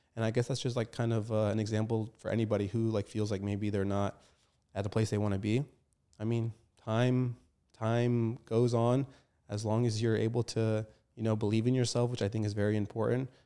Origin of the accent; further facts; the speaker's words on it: Arlington, Virginia, United States; also born or lived in Falls Church, Virginia; grandma's house is located in Arlington, and that's where I grew up most of my, um, I guess, earlier years because I went to school in Arlington.